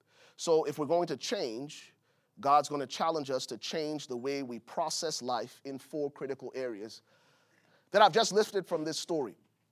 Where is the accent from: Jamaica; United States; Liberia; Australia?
Liberia; Buchanan, Grand Bassa County; I remember growing up in Buchanan, Liberia. It was a coastal city, and the fishermen would come, man.